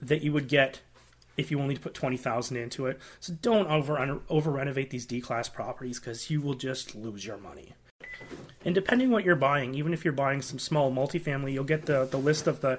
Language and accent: English; Canada; as a Canadian real estate investor